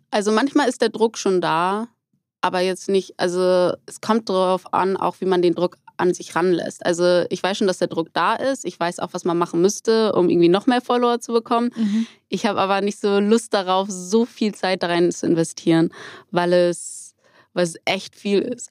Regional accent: Hamburg, Germany; ich komme aus Hamburg

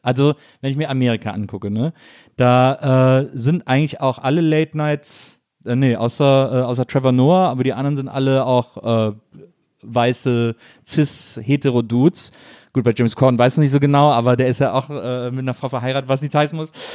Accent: near Cologne, North Rhine-Westphalia, Germany; ich komme ja aus dem Rheinland, ich komme aus, aus der Nähe von Köln.

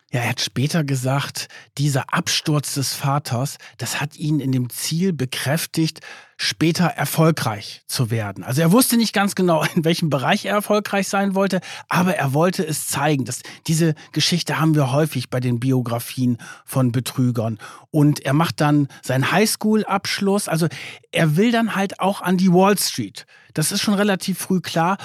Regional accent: Germany; bei uns in Deutschland

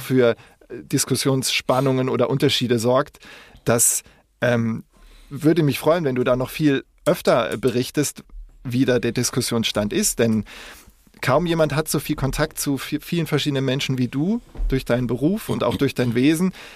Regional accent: West Germany, Germany; als Wessi

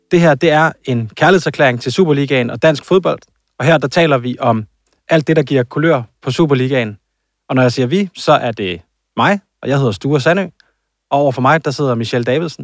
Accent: Jutland, Denmark; jeg er fra Jylland, og jeg siger en dynevest

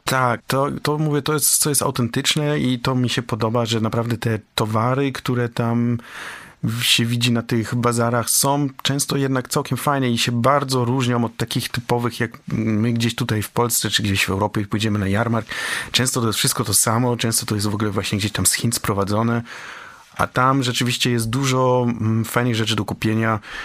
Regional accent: Poland

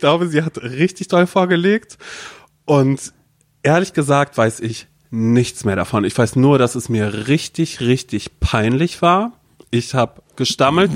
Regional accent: Mecklenburg-Vorpommern, Germany; ich komme aus Mecklenburg-Vorpommern.

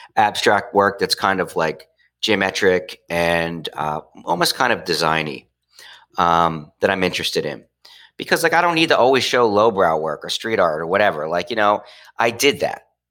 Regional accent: Trenton, New Jersey, United States; moved away; I went back to my hometown, which is the city of Trenton

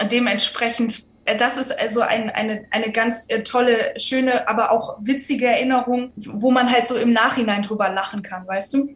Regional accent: Düsseldorf, North Rhine-Westphalia, Germany; moved away as an adult; now in Cologne, Germany; ich komme aus Düsseldorf

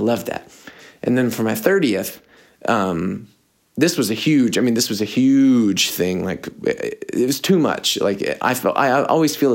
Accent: United States; I'm American

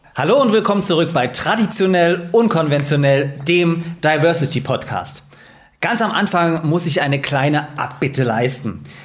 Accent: Dresden, Saxony, Germany; now in Leipzig, Germany; Ich bin ja auch in Dresden geboren

